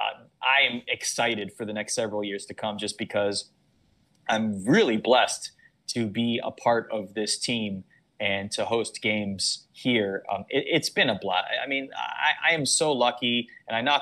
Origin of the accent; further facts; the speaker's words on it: Toronto, Ontario, Canada; I grew up in Toronto